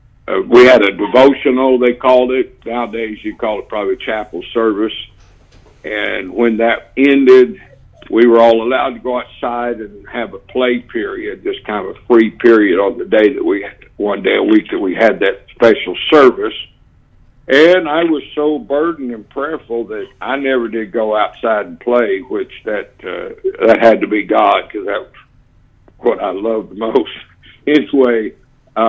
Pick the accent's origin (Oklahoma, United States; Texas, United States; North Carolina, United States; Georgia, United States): Oklahoma, United States; Tulsa; I grew up in the First Apostolic Church in Tulsa, Oklahoma